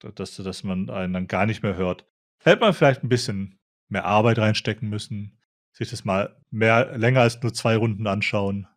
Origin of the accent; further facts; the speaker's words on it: a Swabian village, Germany; moved away; bei mir im, im schwäbischen Dorf